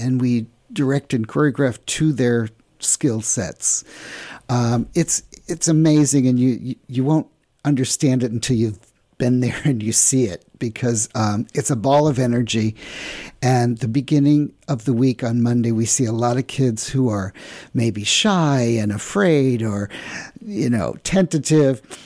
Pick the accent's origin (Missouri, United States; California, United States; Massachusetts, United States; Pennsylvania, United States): Missouri, United States; St. Louis; moved away; also born or lived in New York; my hometown here